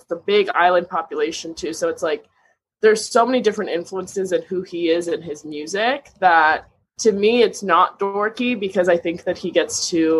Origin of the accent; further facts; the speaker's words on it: Canada; I just don't think you should judge Canadians like that. We're nice people.